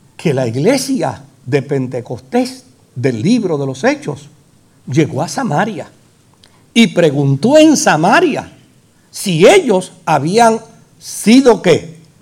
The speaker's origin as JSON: {"language": "Spanish", "country": "Puerto Rico", "said": "El jíbaro nuestro"}